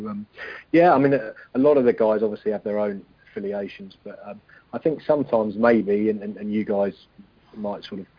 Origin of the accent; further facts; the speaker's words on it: Norwich, East of England, United Kingdom; also born or lived in Yorkshire; now in London, United Kingdom; So, I was being sent to my hometown club every other week to cover on Norwich